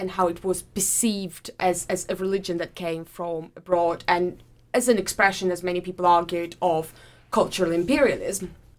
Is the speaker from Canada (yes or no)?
no; Saint Petersburg, Russia; moved away as an adult; also born or lived in Durham, United Kingdom; now in Manchester, United Kingdom; I do come from abroad. I'm Russian. I come from St. Petersburg. I did my undergraduate and my master's in Durham University, which was the first place in the UK that I came to 5 years ago now